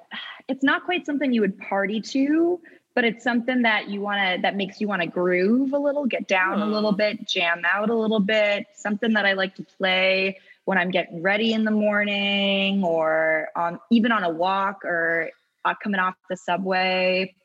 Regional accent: Vermont, United States

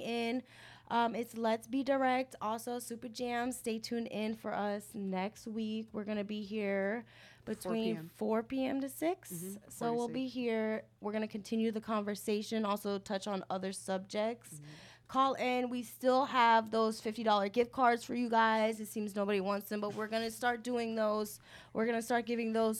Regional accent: United States; I would consider myself American

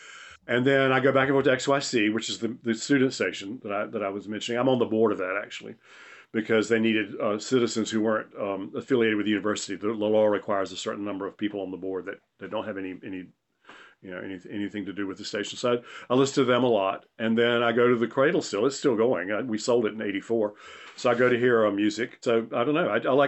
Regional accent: North Carolina, United States; Crook's was a Southern restaurant, and I grew up in the South, in Eastern North Carolina.

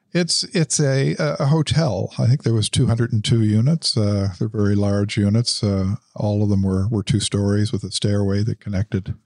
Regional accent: Ottawa, Ontario, Canada; moved away; also born or lived in Dubai; Grew up in the West End of Ottawa.

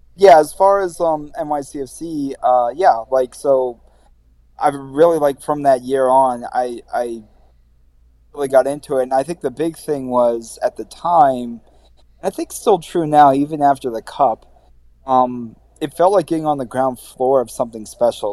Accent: Baltimore, Maryland, United States; moved away as an adult; now in New York, United States; I'm from Baltimore

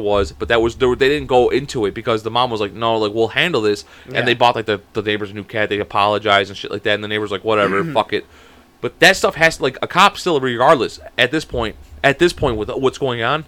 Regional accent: Chicago, Illinois, United States; we're from Chicago

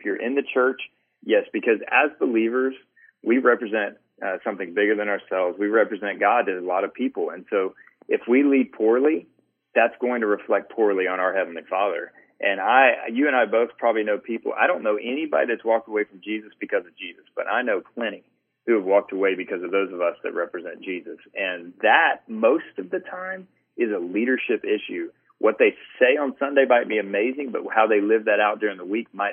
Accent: Atlanta, Georgia, United States; I grew up in the Southern Baptist Church, and one of the things that here in Atlanta, so, you know, pretty conservative space

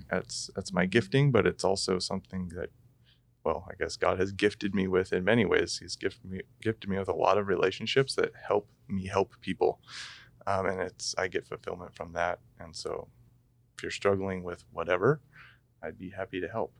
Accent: Corbett, Oregon, United States; grew up in Corbett as well

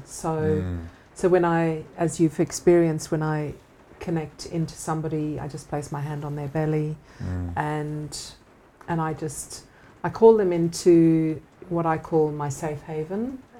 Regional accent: Australia; You know, I'm Aussie.

